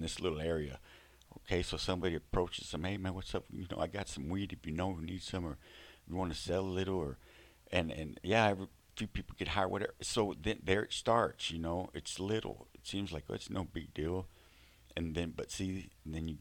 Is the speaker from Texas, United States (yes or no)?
yes; Fort Worth, Texas, United States; I'm from Texas, okay? I grew up in Fort Worth.